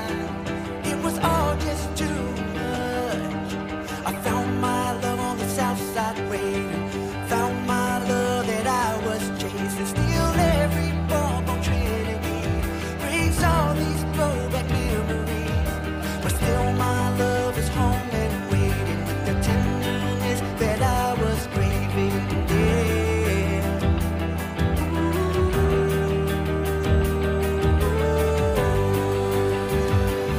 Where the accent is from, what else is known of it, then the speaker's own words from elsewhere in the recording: Columbus, Ohio, United States; I'm from, like, the Columbus area